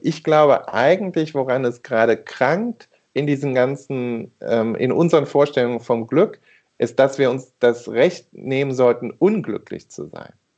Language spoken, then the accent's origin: German; Rhineland, Germany; da bin ich Rheinländer